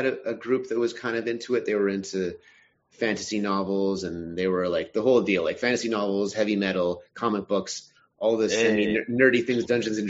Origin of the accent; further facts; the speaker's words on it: Montreal, Quebec, Canada; born and raised in Montreal. I still live here